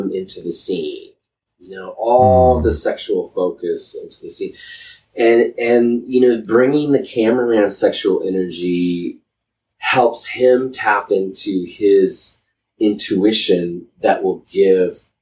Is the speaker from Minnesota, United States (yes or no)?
no; Boulder, Colorado, United States; I grew up in Boulder, Colorado